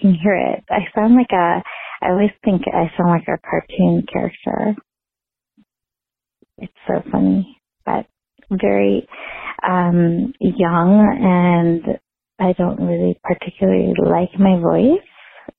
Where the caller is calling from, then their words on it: Denver, Colorado, United States; I'm calling from Denver